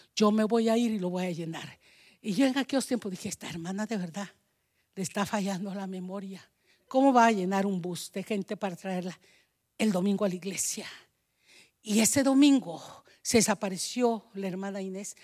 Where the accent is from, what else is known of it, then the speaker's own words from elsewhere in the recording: Guatemala; moved away; Allá en mi país, en Guatemala